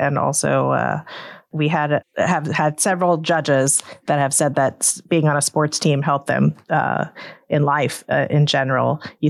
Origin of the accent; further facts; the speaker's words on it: Tallahassee, Florida, United States; I grew up in Tallahassee too, and it has grown.